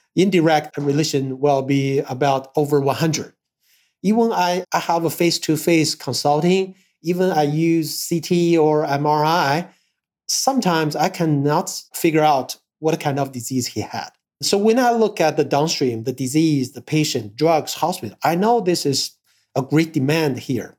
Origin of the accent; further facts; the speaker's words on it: Harbin, Heilongjiang, China; I was born in North China. Uh, my hometown is Harbin